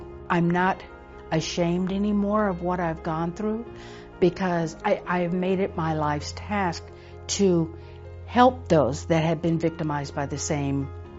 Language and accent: English; Texas, United States; I was born and raised in Texas.